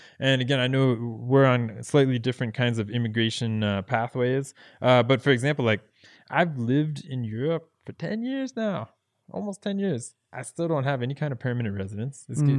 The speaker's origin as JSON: {"language": "English", "country": "United States", "moved": "yes", "said": "talking about, you know, I'm from the United States and how hard it is to be an immigrant in another country, but it is."}